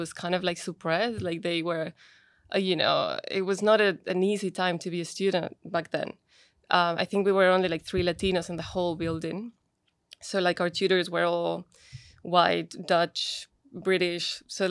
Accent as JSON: {"language": "English", "country": "Colombia", "tie": "born there", "said": "Like, I was born in Colombia, but my siblings are from Chile."}